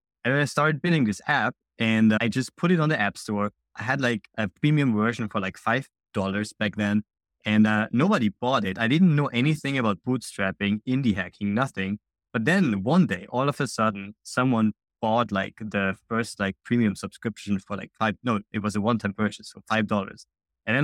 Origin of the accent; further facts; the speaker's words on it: Austria; now in Digital nomad, no fixed country; I'm originally from Austria, now kind of digital nomading around the world